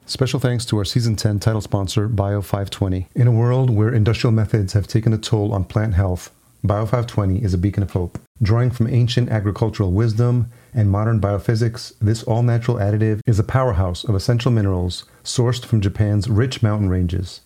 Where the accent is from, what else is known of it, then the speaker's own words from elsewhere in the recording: El Salvador; I'm Salvadorian, so I'm very familiar with the Latino culture